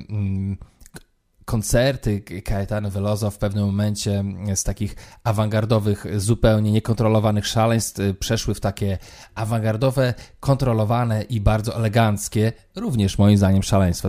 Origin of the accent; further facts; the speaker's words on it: Poland; moved away as an adult; also born or lived in London; Ja tam przyjechałem taki obdartuch, kurczę, z Polski